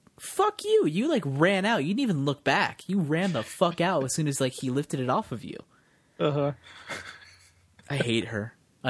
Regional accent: United Kingdom; I'm here, I'm British, I'm...

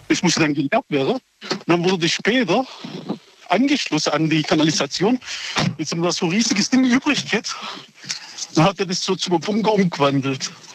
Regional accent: Oberndorf, Germany; ich bin hier in Oberndorf geboren

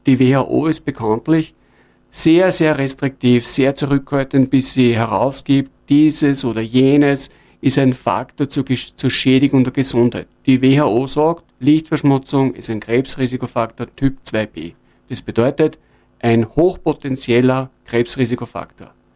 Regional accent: Linz, Upper Austria, Austria; also born or lived in Innviertel; in der Stadt Linz, wo ich herkomme

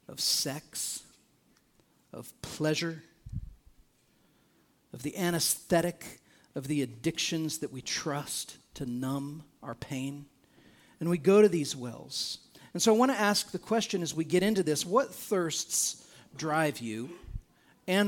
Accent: United States; as an American

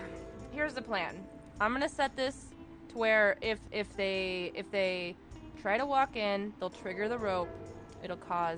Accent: Texas, United States; Oh, I am from Texas. I know them well.

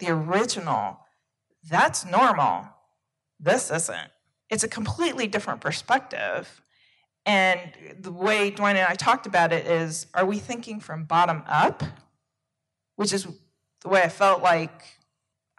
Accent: United States; I'm originating from the United States

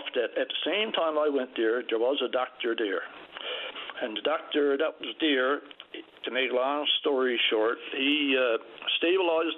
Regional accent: Trinity Bay North, Newfoundland and Labrador, Canada; I'm from Trinity Bay North myself

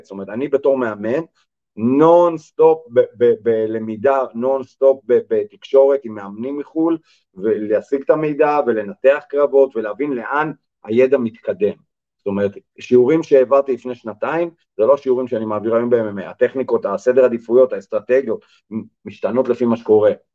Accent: Israel; אנחנו בתור ישראלים

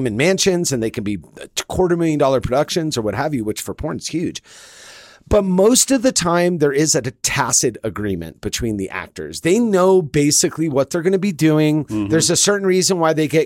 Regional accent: Los Angeles, California, United States; I come from the Great 1-8, the San Fernando Valley

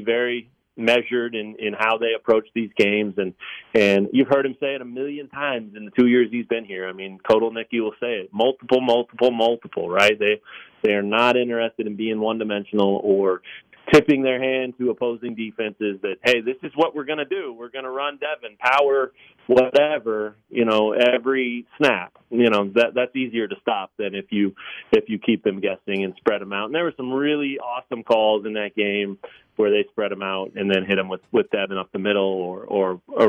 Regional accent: Lawrence, Kansas, United States; also born or lived in Colorado; I grew up in town here. I mean, I'm from Lawrence as long as it goes, pretty much, originally Colorado, but been here 34 years

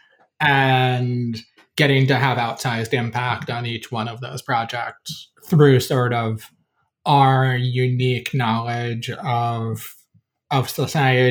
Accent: Olean, New York, United States; South of Buffalo, about 75 miles, a small town called Olean

